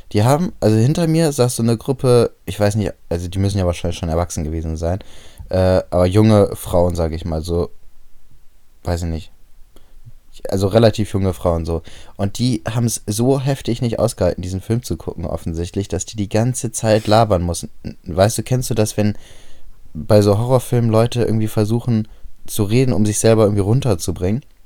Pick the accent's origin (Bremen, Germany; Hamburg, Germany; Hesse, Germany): Bremen, Germany; bei uns in Bremen